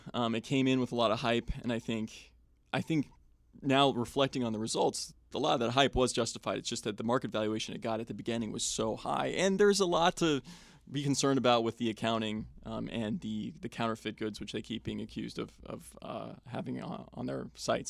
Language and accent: English; Wenham, Massachusetts, United States; moved away; I grew up in Wenham, which is a couple towns over from Manchester